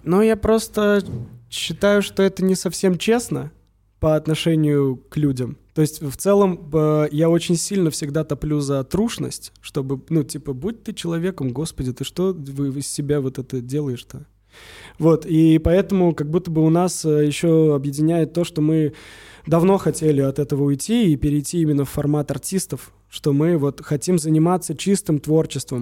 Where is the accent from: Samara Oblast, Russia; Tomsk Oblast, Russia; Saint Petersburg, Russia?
Samara Oblast, Russia; Samara; now in Moscow, Russia; Я из Самары